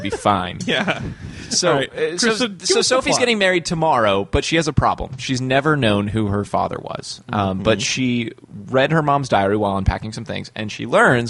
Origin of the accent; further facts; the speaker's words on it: United States; I'm an American.